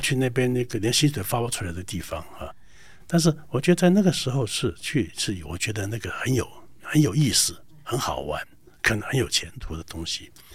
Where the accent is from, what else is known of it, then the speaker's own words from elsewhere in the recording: Taiwan; 我们台湾这边